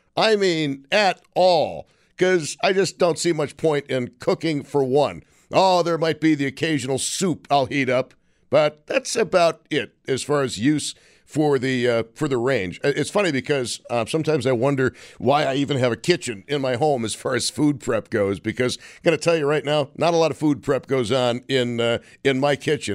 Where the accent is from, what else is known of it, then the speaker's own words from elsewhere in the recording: Western New York, United States; growing up in Western New York, we took our earth science classes